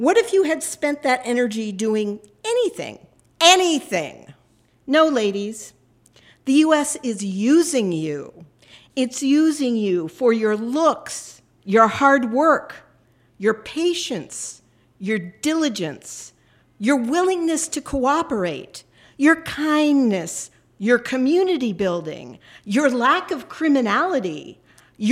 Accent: Northern California, United States; also born or lived in Los Angeles; now in New York City, United States; I was born in Northern California

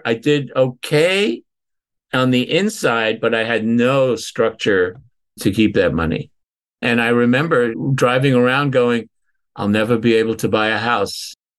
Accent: Northampton, Massachusetts, United States; I was with a client in my hometown where I was living, Northampton, Massachusetts, walked into a restaurant.

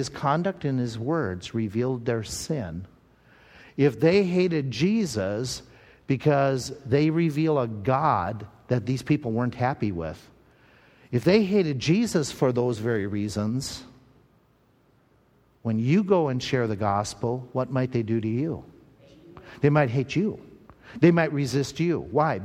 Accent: Owatonna, Minnesota, United States; we were growing up in Owatonna, Minnesota, there was a Bible college right there in town

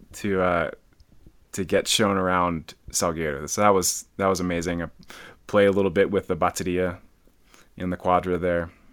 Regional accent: near Madison, Wisconsin, United States; now in Boulder, United States; I grew up in Wisconsin

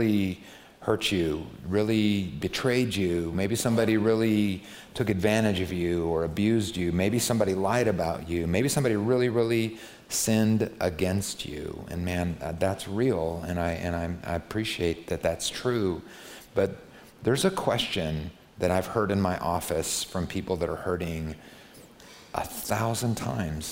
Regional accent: United States; I'm American

